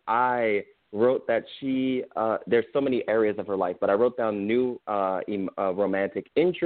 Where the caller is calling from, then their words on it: Austin, Texas, United States; I'm calling from Austin.